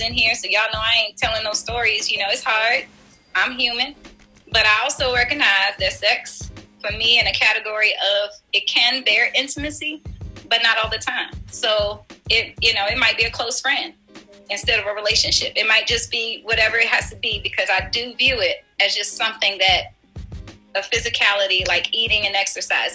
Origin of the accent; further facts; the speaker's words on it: Washington, District of Columbia, United States; I grew up in Washington, D.C. I was raised